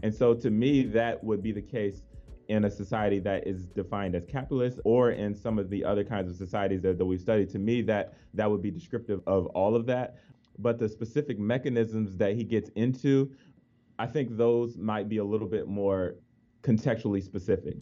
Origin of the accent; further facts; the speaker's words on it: Washington, District of Columbia, United States; moved away; I grew up in the Washington D.C. area, both of my parents grew up in the Washington D.C. area